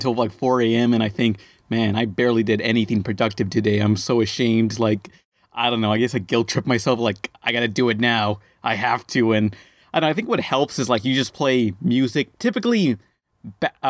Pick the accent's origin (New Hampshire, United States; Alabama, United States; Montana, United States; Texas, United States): Texas, United States; the southernmost point of; my hometown, like, the very most southern point of Texas